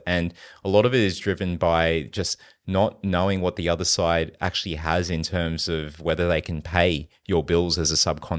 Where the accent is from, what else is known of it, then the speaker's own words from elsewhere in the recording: Philippines; born there; I was born in the Philippines.